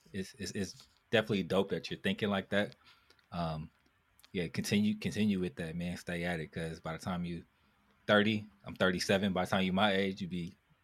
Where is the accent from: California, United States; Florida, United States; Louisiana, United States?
California, United States; growing up in Cali